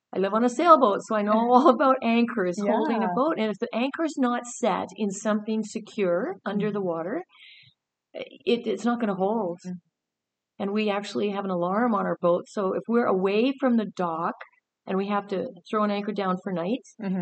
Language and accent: English; Southern Alberta, Canada; moved away; also born or lived in British Columbia; I grew up in Southern Alberta, so I'm a landlubber girl.